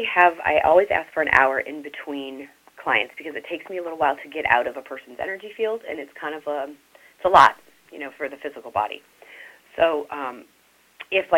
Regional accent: New Orleans, Louisiana, United States; moved away; I'm from New Orleans originally

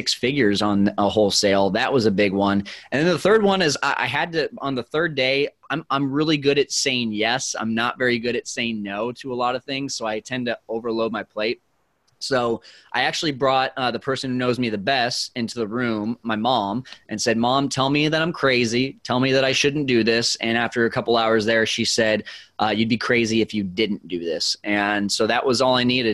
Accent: Fresno, California, United States; moved away as an adult; also born or lived in Arizona; I needed to be back in my hometown of Fresno, California

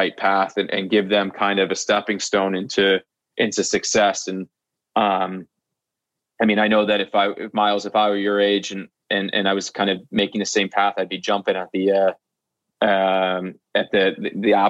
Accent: United States

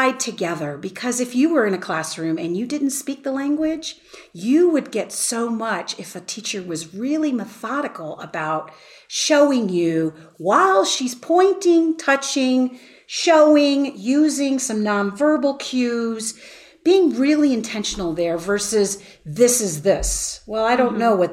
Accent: Tucson, Arizona, United States; I'm from Tucson, Arizona

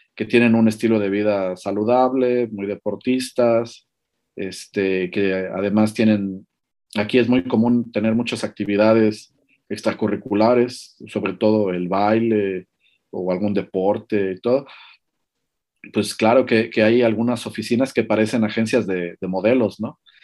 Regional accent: Mexico; now in Latvia; como, como latino eh, o mexicano aquí

